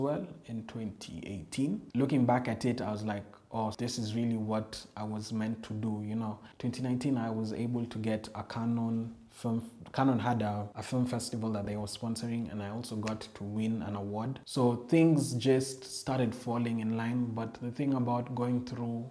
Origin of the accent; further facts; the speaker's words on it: Nairobi, Kenya; I'm from Eastlands